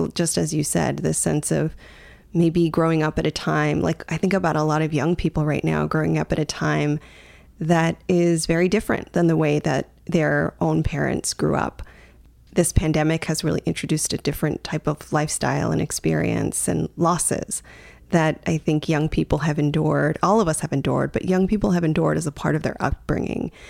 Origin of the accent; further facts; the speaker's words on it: United States; growing up in the U.S.